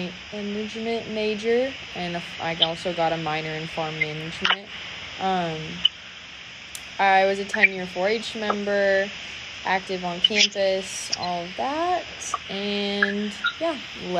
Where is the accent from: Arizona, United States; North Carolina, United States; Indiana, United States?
Indiana, United States; Roanoke; I'm from originally Roanoke, Indiana, so northeast up by Fort Wayne.